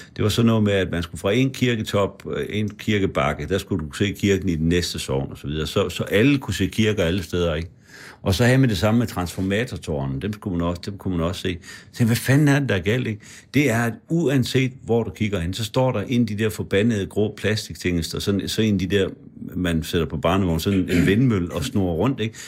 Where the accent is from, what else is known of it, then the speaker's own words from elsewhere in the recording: Frederikshavn, North Denmark Region, Denmark; moved away; Jeg voksede op uden for Frederikshavn og i Frederikshavn